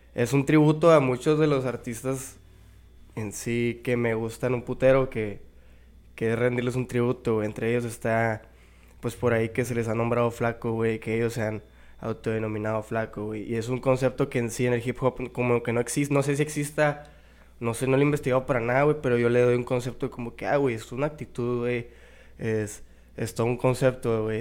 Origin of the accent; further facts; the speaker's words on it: Mexicali, Baja California, Mexico; Aquí en Mexicali toda mi vida